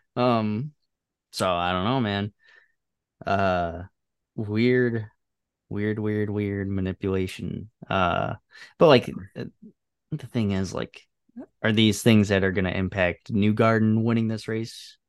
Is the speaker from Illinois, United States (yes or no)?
yes; Chicago, Illinois, United States; as a Chicagoan